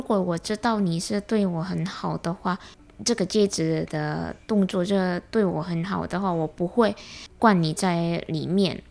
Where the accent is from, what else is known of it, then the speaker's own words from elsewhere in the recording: Indonesia; Chinese is a second language; moved away as an adult; 我是，呃，来自印尼